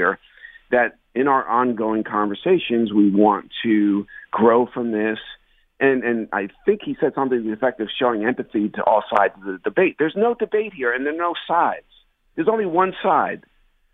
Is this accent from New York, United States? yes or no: no; New Jersey, United States; I grew up in New Jersey